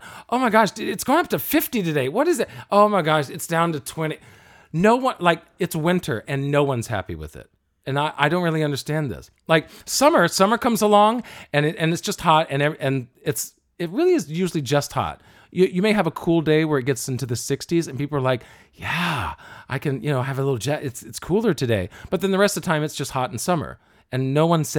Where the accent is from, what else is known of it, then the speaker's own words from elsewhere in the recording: Alabama, United States; As someone from Alabama